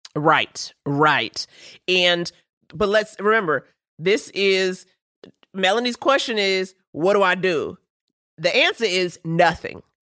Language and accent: English; New York City, New York, United States; I grew up in Harlem